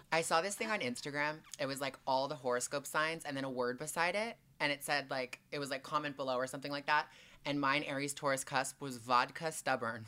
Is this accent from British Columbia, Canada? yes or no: no; Toronto, Ontario, Canada; moved away as an adult; also born or lived in Montreal, Quebec; now in Los Angeles, United States; I was born in Q, Montreal, Quebec, so I'm Canadian through and through, and then I moved to Toronto when I was two or three, and then spent the whole time there until I was twenty-one, and then I moved here